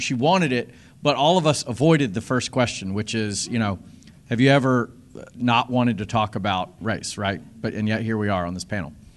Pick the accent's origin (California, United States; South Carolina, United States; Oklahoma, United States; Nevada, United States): South Carolina, United States; moved away as an adult; growing up in the South, in South Carolina